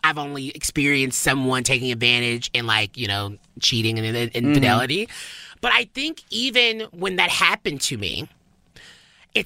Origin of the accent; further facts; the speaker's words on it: Tennessee, United States; we're both from Tennessee. For me, from the South